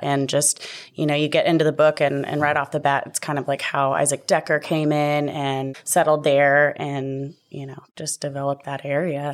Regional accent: Tomball, Texas, United States; also born or lived in Virginia; growing up in Tomball

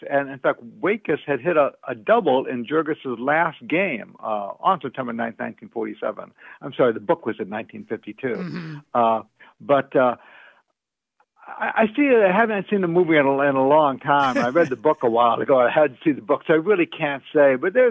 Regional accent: Aurora, Illinois, United States; I grew up outside of Chicago in Aurora, Illinois

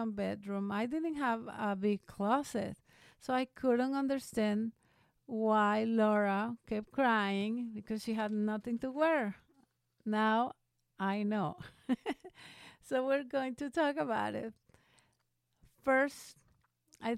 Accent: Veracruz, Mexico; now in Phoenix, United States; when I was in high school, back in my hometown of Veracruz in Mexico

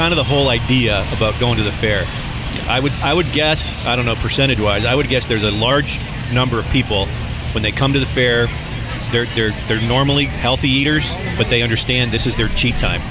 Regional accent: Toronto, Ontario, Canada; moved away; hometown for me is Toronto, Canada

